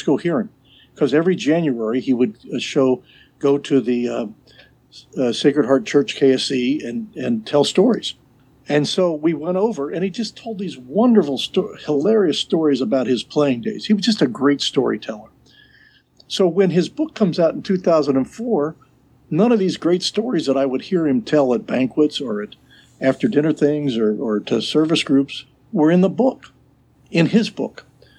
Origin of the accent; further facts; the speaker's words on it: Middletown, Ohio, United States; also born or lived in Fairfield, Ohio; I grew up in Middletown, had worked for the Enquirer since I got out of college in 75. And in 86, my wife and I built a home up here in Fairfield